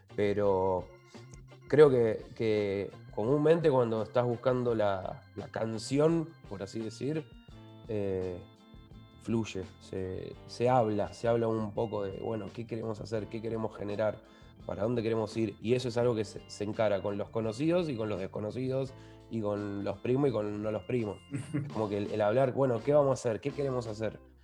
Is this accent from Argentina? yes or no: yes; Lanús, Buenos Aires Province, Argentina; Somos los dos de Lanús